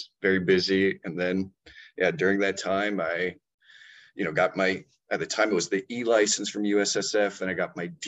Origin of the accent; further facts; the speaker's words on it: Eugene, Oregon, United States; I'm from Eugene, Oregon, born and raised.